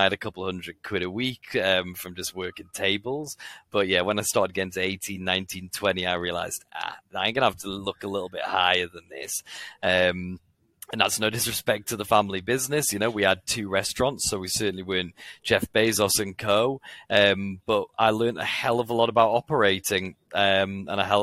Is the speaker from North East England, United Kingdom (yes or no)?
yes; Newcastle upon Tyne, North East England, United Kingdom; I'm from Newcastle.